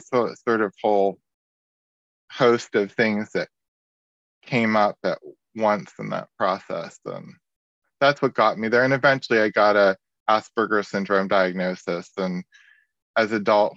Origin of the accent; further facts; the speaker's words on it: West Virginia, United States; I grew up in West Virginia, Yeah, I grew up in West Virginia.